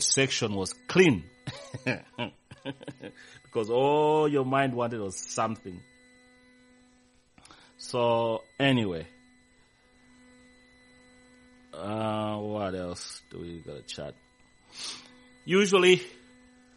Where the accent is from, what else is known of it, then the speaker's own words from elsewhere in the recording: Zambia; moved away; back in my hometown, I mean in my country, Zambia